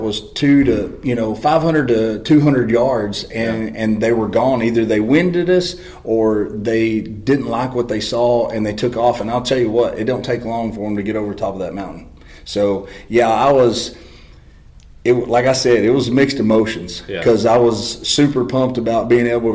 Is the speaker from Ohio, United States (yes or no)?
no; Texas, United States; I'm from Texas and there's not a lot of mountains